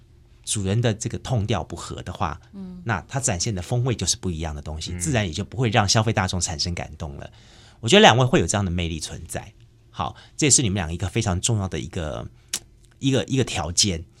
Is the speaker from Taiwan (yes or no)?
yes; Taiwan; 我必须要这么讲，因为我自己本身是从眷村出来的。其实眷村里面融合了非常多的客家文化，还有原住民文化。